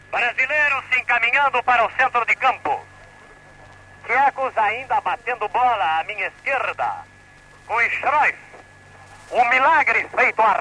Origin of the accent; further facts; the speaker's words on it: Brazil; nós brasileiros